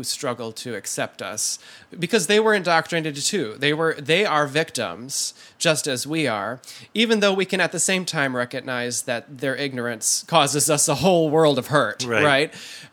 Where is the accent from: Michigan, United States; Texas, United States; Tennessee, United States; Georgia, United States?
Michigan, United States; Holland; born or raised there